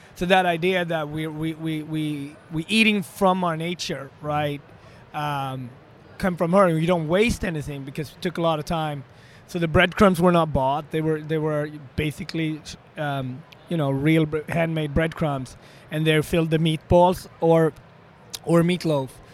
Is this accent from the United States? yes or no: no; Sweden; moved away; also born or lived in Ethiopia; I was born in African Ethiopia in a small village, but I was raised extremely opposite in, the, in uh, Sweden, in northern part of Europe